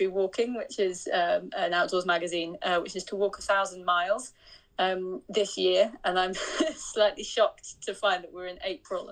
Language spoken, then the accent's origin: English; northeast of Scotland, United Kingdom; I grew up kind of northeast of Scotland